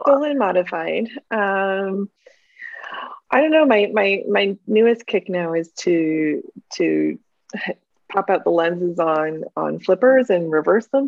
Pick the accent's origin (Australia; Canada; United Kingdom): Canada; New Hamburg, Ontario; I grew up in New Hamburg